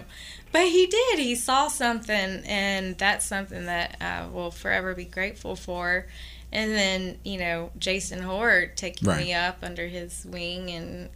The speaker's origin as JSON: {"language": "English", "town": "Atlanta", "region": "Georgia", "country": "United States", "tie": "born or raised there", "moved": "as an adult", "lives_now": "New Orleans, United States", "said": "my hometown, in Atlanta"}